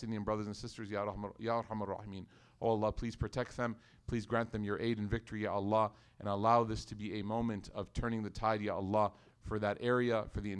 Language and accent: English; Karachi, Sindh, Pakistan; moved away as an adult; also born or lived in Lahore; now in United States; Because as a child growing up in Karachi and going to college in, you know, Lahore and then doing this and then moving to America